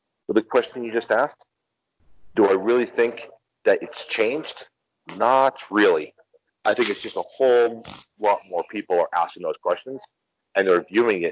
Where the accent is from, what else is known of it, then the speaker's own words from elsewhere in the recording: United States; moved away as an adult; now in Mexico; when you grow up in the United States, and I know my accent, my English language accent, pretty much lets you know I'm from the U.S.